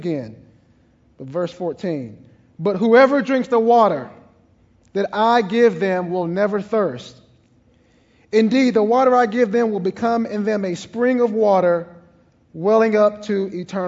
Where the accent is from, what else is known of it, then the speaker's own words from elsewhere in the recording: East Texas, United States; I'm from East Texas